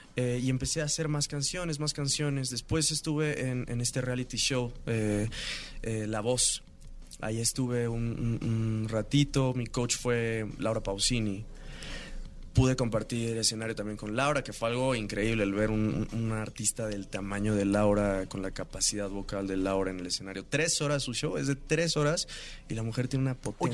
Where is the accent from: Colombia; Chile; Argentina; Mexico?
Mexico; Mexico City; yo crecí aquí en la Ciudad de México